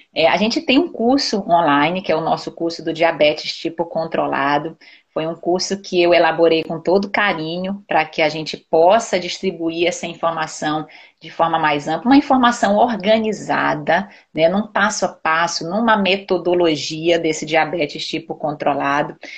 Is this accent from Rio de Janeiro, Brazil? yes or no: no; Belém, Pará, Brazil; Eu sou paraense, eu nasci em Belém, mas meu pai, é, a família do meu pai é toda do Ceará